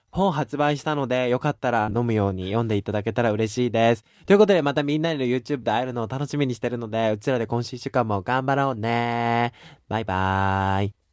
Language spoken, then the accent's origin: Japanese; Japan; now in United States; 私は日本人で日本で生まれた